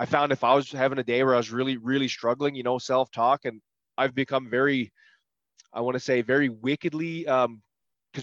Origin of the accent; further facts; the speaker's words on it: Prince Edward Island, Canada; I'm from, Prince Edward Island